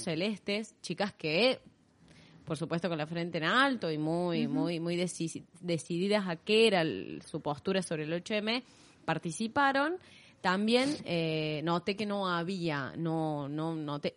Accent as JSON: {"language": "Spanish", "region": "Córdoba", "country": "Argentina", "accent": "tonada cordobesa", "said": "nuestra tonada cordobesa"}